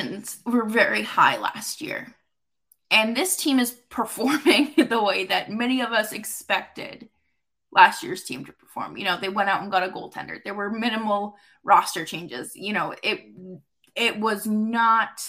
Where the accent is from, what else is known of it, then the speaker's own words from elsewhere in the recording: near Norwood, Massachusetts, United States; Norwood, Massachusetts, one very close to my hometown